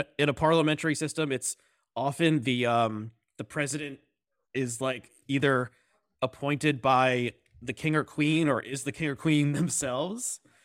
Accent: United States; as American Jews who care about Israel

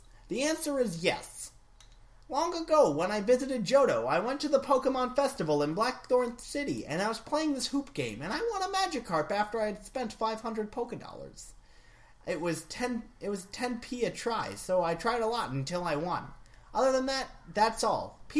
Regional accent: Australia; now in United States; I think you should know I am from Australia.

